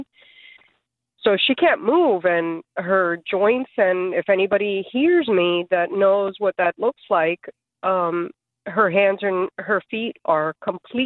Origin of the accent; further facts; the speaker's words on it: South Florida, United States; I grew up pretty much in South Florida.